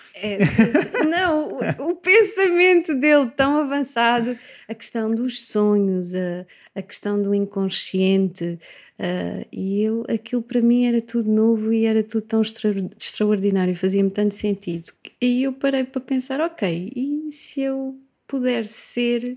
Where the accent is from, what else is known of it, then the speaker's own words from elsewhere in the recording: Setúbal, Portugal; also born or lived in Évora; como sou de Setúbal, voltei